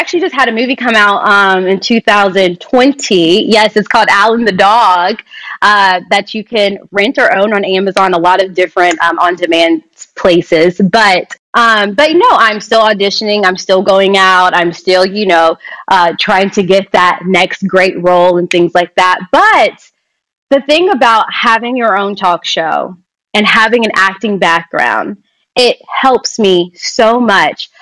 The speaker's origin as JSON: {"language": "English", "region": "Kentucky", "country": "United States", "also_born_or_lived": "Lexington, Kentucky", "moved": "as an adult", "lives_now": "Los Angeles, United States", "said": "I'm from Kentucky"}